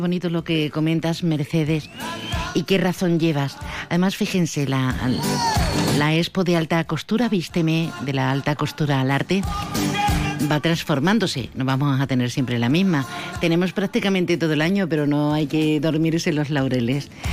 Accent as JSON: {"language": "Spanish", "region": "Andalusia", "country": "Spain", "said": "los que somos andaluces"}